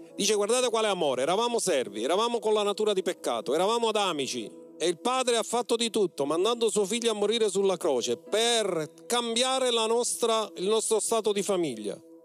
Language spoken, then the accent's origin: Italian; Mistretta, Sicily, Italy; moved away; Quando io ero al mio paese di origine mistretta